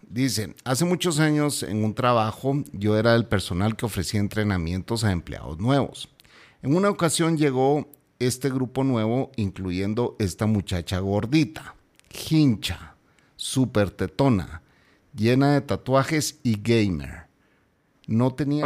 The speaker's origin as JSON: {"language": "Spanish", "country": "Guatemala", "said": "mi pueblo está repudiando a esta gente"}